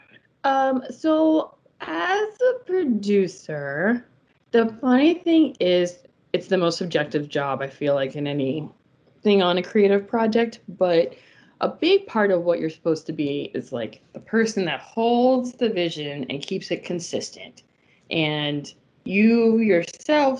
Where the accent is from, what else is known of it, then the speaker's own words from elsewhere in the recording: New Orleans, Louisiana, United States; moved away as an adult; now in Florida, United States; I'm originally from New Orleans.